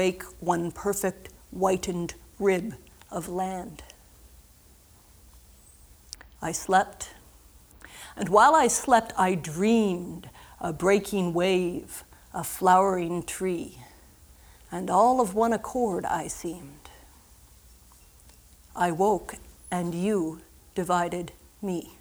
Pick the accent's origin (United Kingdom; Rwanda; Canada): Canada; Southern Ontario; moved away as an adult; also born or lived in St. John's, Newfoundland; I was born and raised in Southern Ontario, and then I went and I lived for 4 years in St. John's, Newfoundland